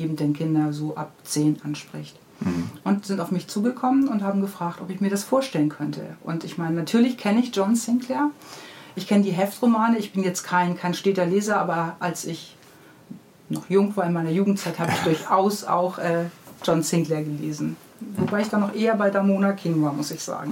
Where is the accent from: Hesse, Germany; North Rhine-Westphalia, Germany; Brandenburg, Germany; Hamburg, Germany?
Hamburg, Germany; Ich bin in Hamburg-Niendorf aufgewachsen am Moor